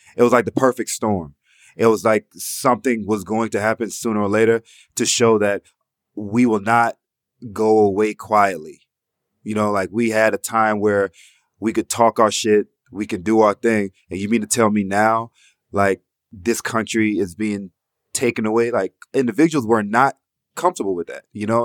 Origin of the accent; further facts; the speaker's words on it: Atlanta, Georgia, United States; while we were growing up in Atlanta